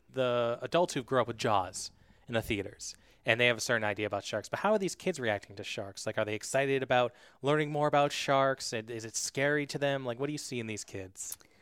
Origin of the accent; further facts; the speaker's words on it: New Hampshire, United States; I'm from New Hampshire and, uh, you know, I go to the ocean sometimes, but I don't live by the ocean